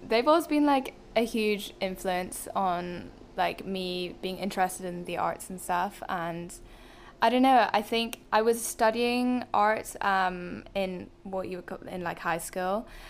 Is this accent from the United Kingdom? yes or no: yes; Belfast, Northern Ireland, United Kingdom; accent: soft Belfast / Northern Irish; moved away as an adult; now in Dublin, Ireland; I'm from Northern Ireland, there's like quite a distinct Belfast accent, but apparently I'm quite soft on